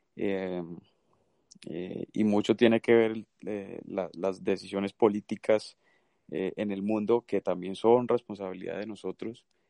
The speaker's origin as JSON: {"language": "Spanish", "region": "Santander", "country": "Colombia", "moved": "yes", "said": "yo soy de Santander"}